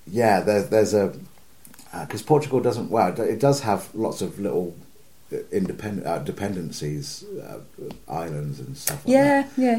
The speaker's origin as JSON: {"language": "English", "town": "Southampton", "region": "South East England", "country": "United Kingdom", "said": "I'm from Southampton."}